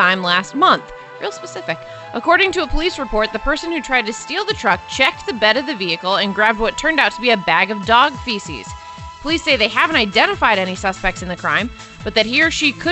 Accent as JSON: {"language": "English", "town": "Des Moines", "region": "Iowa", "country": "United States", "tie": "born or raised there", "also_born_or_lived": "Minneapolis", "moved": "yes", "said": "I grew up in Des Moines"}